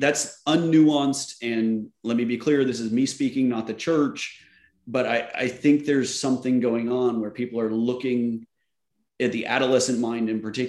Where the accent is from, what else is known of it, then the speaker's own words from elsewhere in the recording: Oklahoma, United States; moved away as an adult; also born or lived in Virginia; I grew up in Oklahoma in the 80s.